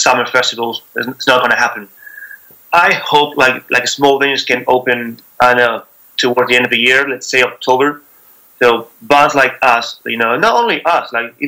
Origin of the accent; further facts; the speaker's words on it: Buenos Aires, Argentina; moved away as an adult; also born or lived in Spain; now in London, United Kingdom; I'm from Argentina, from Buenos Aires.